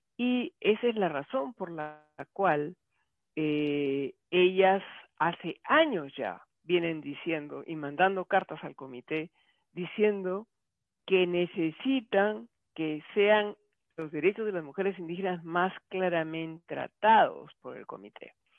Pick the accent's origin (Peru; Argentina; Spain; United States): Peru; yo de Perú